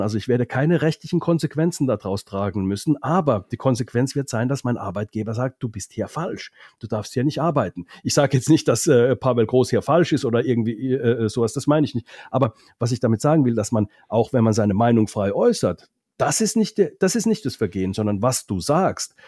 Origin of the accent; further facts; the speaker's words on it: Finland; moved away; das als Finne